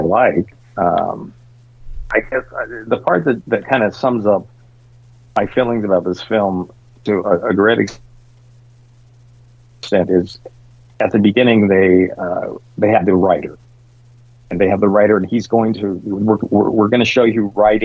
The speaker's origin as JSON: {"language": "English", "region": "Utah", "country": "United States", "tie": "born or raised there", "said": "I grew up in Utah"}